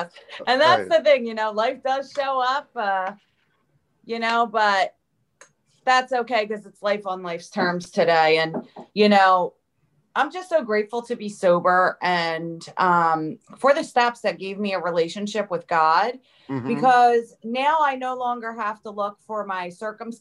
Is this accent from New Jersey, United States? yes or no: yes; New Jersey, United States; I grew up in New Jersey, South Jersey. I'm about 15 minutes from Philly.